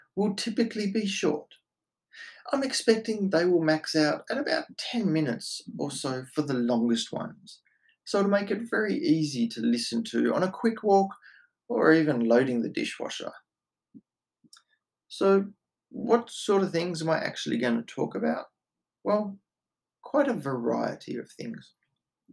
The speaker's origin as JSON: {"language": "English", "country": "Australia", "said": "I am Australian"}